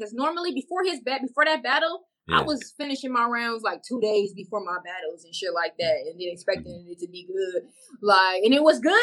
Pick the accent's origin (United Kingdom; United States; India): United States; Carson; this is in my hometown